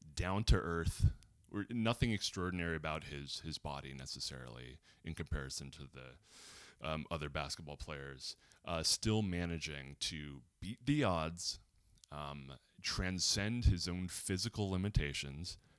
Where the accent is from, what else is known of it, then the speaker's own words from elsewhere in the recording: Los Angeles, California, United States; growing up in Los Angeles, being adjacent to Hollywood